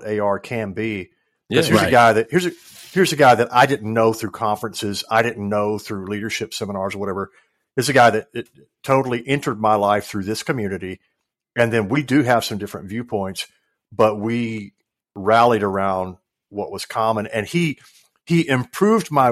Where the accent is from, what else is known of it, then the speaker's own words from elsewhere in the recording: West Tennessee, United States; I come from West Tennessee